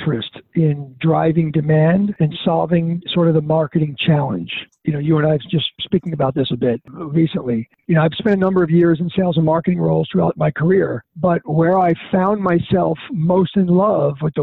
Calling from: Boca Raton, Florida, United States; I'm calling from partially sunny South Florida in an area called Boca Raton, Delray Beach, United States

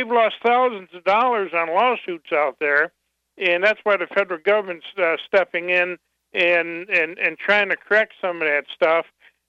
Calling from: Battle Creek, Michigan, United States; Hi, I'm from Battle Creek, and I've worked in the prisons for quite a few years

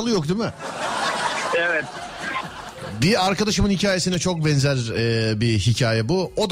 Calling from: Bursa, Turkey

